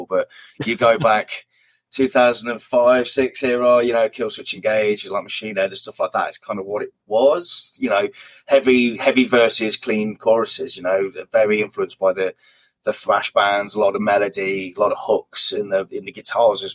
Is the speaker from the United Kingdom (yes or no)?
yes; Hinckley, East Midlands, United Kingdom; my hometown area, Hinckley.